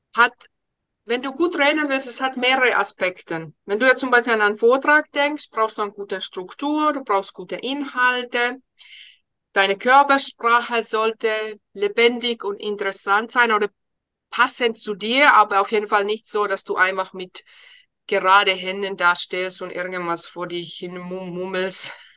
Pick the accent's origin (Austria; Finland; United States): Finland; first language Finnish; German is a second language; moved away as an adult; now in Germany